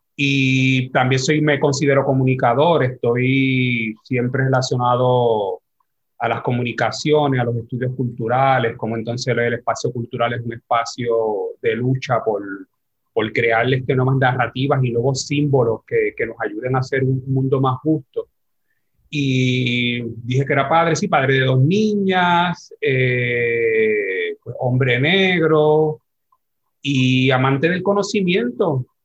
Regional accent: San Juan, Puerto Rico; nacido criado aquí en Barrio Obrero

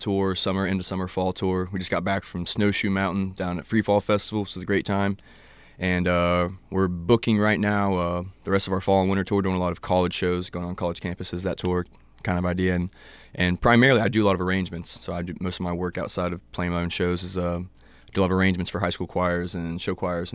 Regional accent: Athens, United States; also born or lived in Colorado; came back here to the only place that feels like home, you know, good old Athens

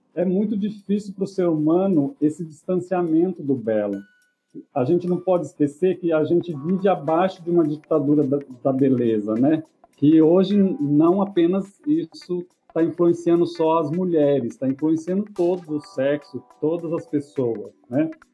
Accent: Iepê, São Paulo, Brazil; also born or lived in Rancharia; nasci em Rancharia no hospital mas morei em EP, que é também perto do Presidente Prudente

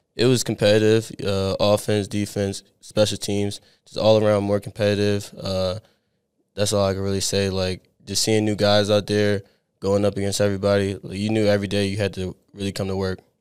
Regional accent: Abington, Pennsylvania, United States; moved away as an adult; I grew up in Abington, like, a little bit outside of Philadelphia, like, ten minutes

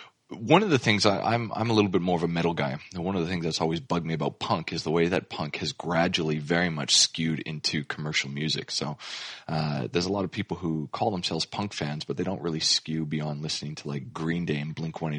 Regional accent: Canada; now in Australia; Some of you may know that I'm originally from Canada

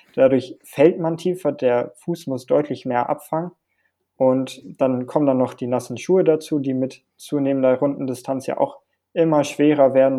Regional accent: Hilden, North Rhine-Westphalia, Germany; moved away; bei uns in Hilden auf der Anlage

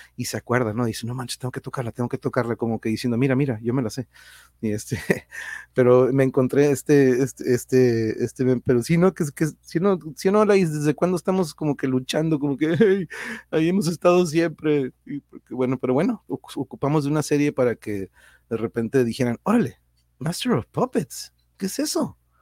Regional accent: Tijuana, Baja California, Mexico; los que somos de aquí de Tijuana no somos ni de aquí ni de allá

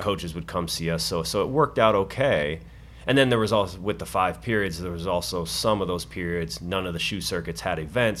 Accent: Colorado, United States; moved away; I'm from Colorado

